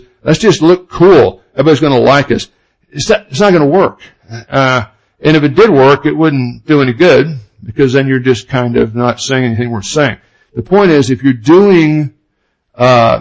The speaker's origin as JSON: {"language": "English", "region": "Oklahoma", "country": "United States", "accent": "Oklahoma", "said": "my Oklahoma accent"}